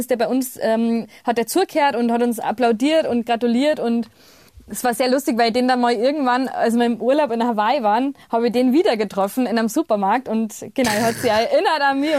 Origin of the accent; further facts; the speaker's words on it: Bavaria, Germany; accent: Bavarian; first language Bavarian; auf Bayerisch, da war ich so 15 oder 16, dass das total erfüllend für mich ist. Einfach weil ich in meiner Muttersprache mir am besten ausdrücken kann und immer schon konnte.